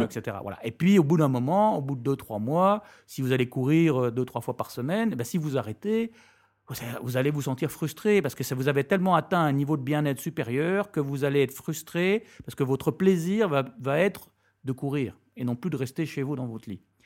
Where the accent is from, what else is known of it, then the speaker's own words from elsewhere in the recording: France; moved away as an adult; also born or lived in United States / London / Belgium; now in Brussels, Belgium; je suis français.